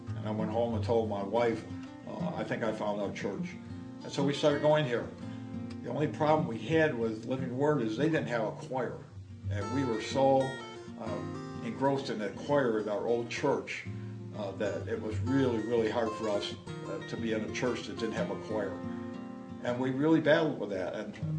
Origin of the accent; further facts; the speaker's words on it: New York, United States; also born or lived in South Dakota; I was born in 1937 in South Dakota, and we moved out to New York in 1941, and my family proceeded to move from town to town until we eventually wound up in Webster.